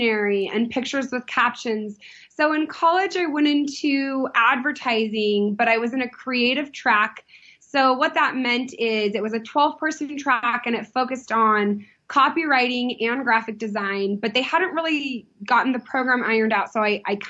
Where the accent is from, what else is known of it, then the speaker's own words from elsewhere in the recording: San Diego, California, United States; I grew up in Southern California